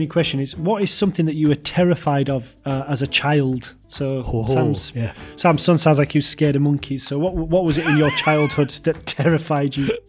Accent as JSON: {"language": "English", "region": "Yorkshire and the Humber", "country": "United Kingdom", "said": "we're from Yorkshire, so we say, you know, I'm off to hospital and all that."}